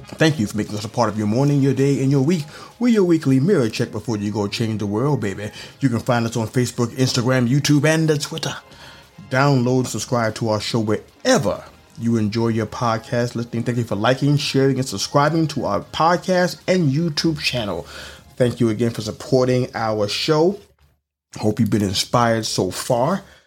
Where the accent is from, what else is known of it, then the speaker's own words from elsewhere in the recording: New York City, New York, United States; moved away; I come from New York City